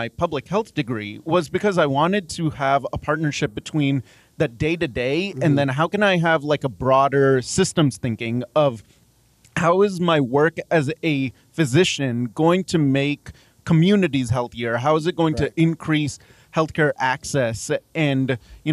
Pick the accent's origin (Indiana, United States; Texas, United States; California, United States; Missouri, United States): Texas, United States; Dallas; also born or lived in Mumbai, India; now in Lubbock, United States; I grew up in Dallas